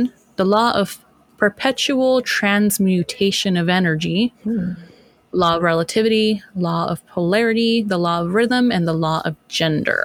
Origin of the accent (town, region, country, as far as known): United States